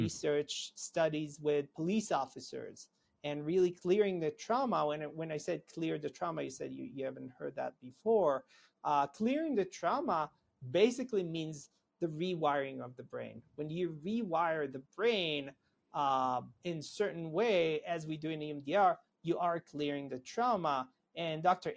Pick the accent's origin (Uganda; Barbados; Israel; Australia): Israel; moved away as an adult; now in United States; I'm originally from Israel.